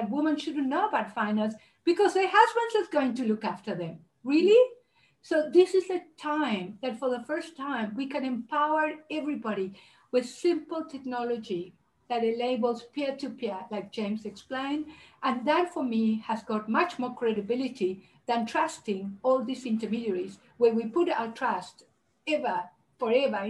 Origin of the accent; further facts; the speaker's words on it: Uruguay; moved away; I'm originally from Uruguay and South America